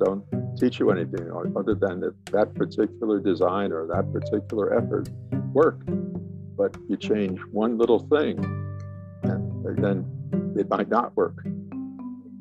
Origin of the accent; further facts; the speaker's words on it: New York City, New York, United States; moved away as an adult; also born or lived in Brooklyn, New York / Illinois / Texas; I was born in Brooklyn, New York, grew up in Queens, went to Manhattan College